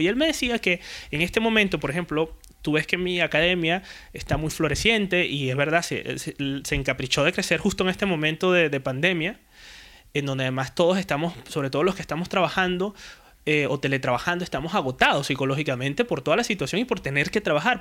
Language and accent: Spanish; Puerto La Cruz, Anzoátegui, Venezuela; moved away as an adult; now in Spain; Yo vengo de Puerto de la Cruz, de mm, Venezuela, eh, soy venezolano